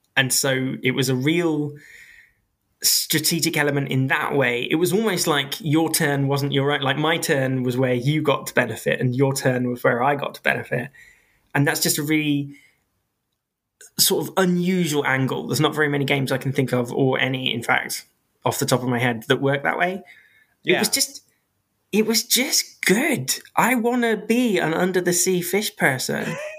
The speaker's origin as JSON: {"language": "English", "country": "United Kingdom", "said": "I am British"}